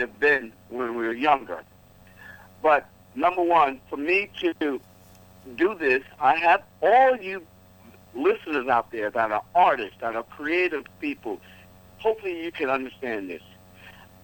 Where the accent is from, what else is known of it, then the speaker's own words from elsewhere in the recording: New York City, New York, United States; I'm born and raised in New York and in Harlem